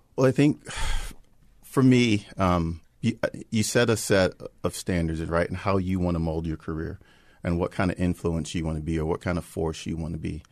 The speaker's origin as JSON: {"language": "English", "area": "Prince George's County", "region": "Maryland", "country": "United States", "tie": "born or raised there", "said": "we grew up in Prince George's County"}